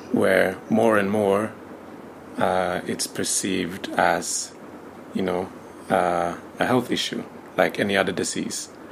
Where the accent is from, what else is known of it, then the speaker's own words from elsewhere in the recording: Sweden; I was born in Sweden. I was raised in Sweden uh, by a Swedish mother and a Tanzanian father.